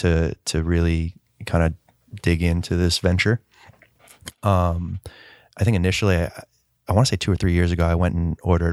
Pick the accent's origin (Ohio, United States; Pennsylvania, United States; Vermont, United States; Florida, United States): Florida, United States; Melbourne; Originally, Melbourne, Florida.